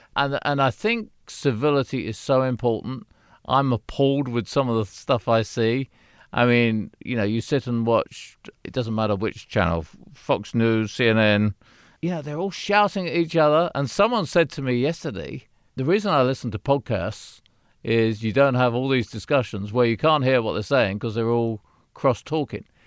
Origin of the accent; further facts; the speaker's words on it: United Kingdom; now in United States; I'm British.